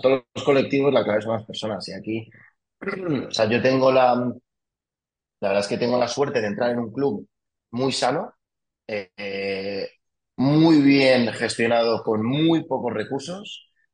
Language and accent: Spanish; Villanueva de la Cañada, Community of Madrid, Spain; also born or lived in France; yo soy de Viana la Cañada, soy de ese pueblo, El pueblo de la Acuápolis, como lo llama todo el mundo.